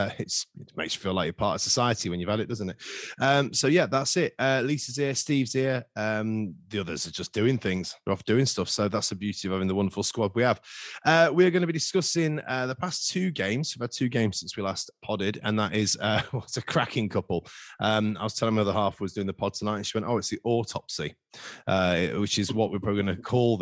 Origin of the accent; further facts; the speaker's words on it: Skegness, East Midlands, United Kingdom; I come from Skegness.